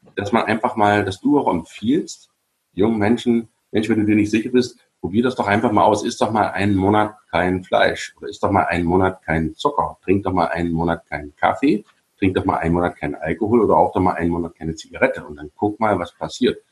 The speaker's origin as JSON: {"language": "German", "area": "GDR", "region": "East Germany", "country": "Germany", "tie": "born or raised there", "said": "Ich bin ja in der DDR groß geworden"}